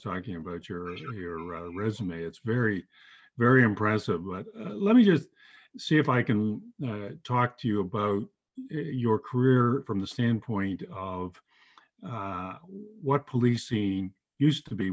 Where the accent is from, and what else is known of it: Toronto, Ontario, Canada